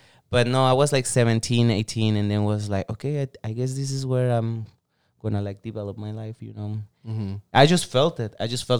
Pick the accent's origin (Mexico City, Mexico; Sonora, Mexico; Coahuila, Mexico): Sonora, Mexico; moved away as an adult; also born or lived in San Francisco, United States; now in Los Angeles, United States; I'm from Mexico, state of Sonora, right under Arizona. Not that far from here, actually. That's why LA, it was my choice to actually move on in my life. Mm-hmm. I'm not that far from home